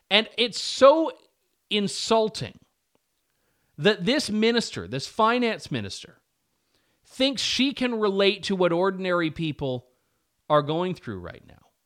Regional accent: Canada; I, I, as a Canadian taxpayer, would happily cut my portion of the CBC subsidy

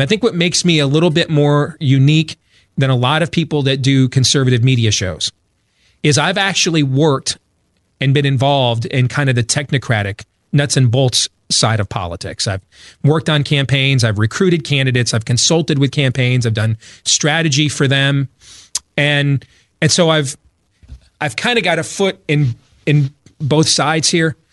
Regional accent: Grand Rapids, Michigan, United States; now in Des Moines, United States; I grew up in Grand Rapids, Michigan

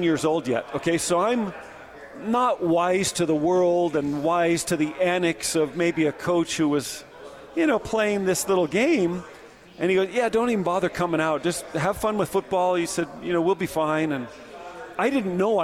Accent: Southern California, United States; I'm growing up in Southern Cal.

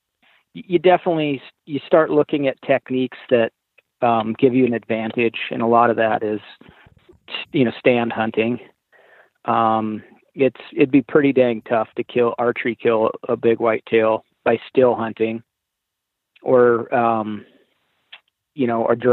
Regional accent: Montana, United States; moved away; I grew up in Montana

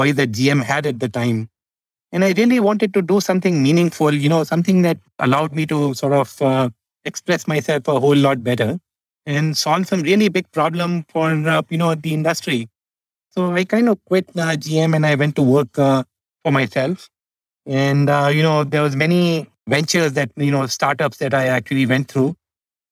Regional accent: India; I grew up in India

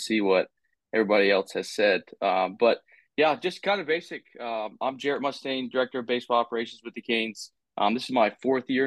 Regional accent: Chesapeake, Virginia, United States; I grew up in Chesapeake, Virginia.

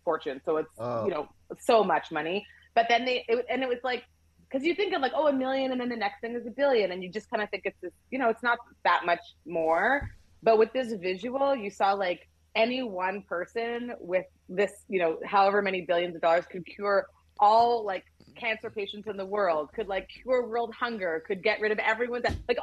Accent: Canada; I'm Canadian as well

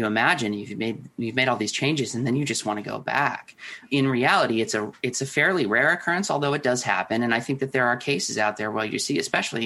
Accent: Minneapolis, Minnesota, United States; growing up in the Twin Cities

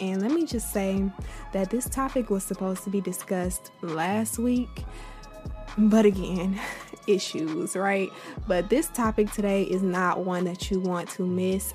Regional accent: Florida, United States; I'm from Florida

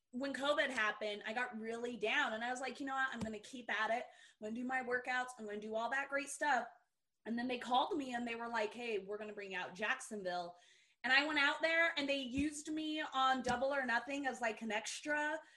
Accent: Brazil; I am really from Brazil

